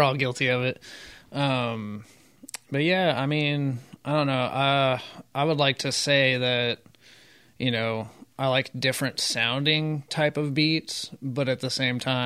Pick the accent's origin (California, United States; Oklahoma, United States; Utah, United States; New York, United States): Oklahoma, United States; Midwest City; I was born in Midwest City, Oklahoma